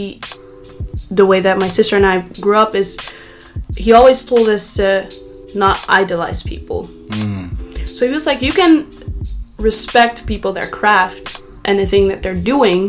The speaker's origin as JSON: {"language": "English", "town": "Amsterdam", "region": "North Holland", "country": "Netherlands", "tie": "born or raised there", "said": "I was born and raised in Amsterdam"}